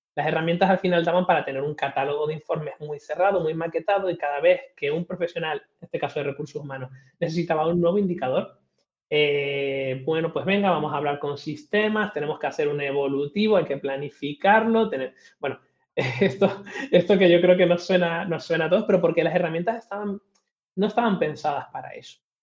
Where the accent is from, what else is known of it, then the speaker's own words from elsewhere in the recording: Tenerife, Canary Islands, Spain; also born or lived in Madrid; Soy, soy canario de Tenerife, eh, aunque paso más tiempo casi en Madrid que en Canarias